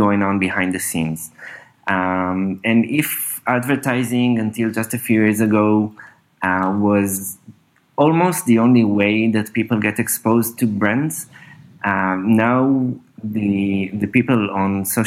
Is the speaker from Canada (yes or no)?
no; Northern District, Israel; also born or lived in Berlin / San Francisco; now in Tel Aviv, Israel; I grew up, in Israel, in the north part of Israel. I'm now in Tel Aviv for the last few years.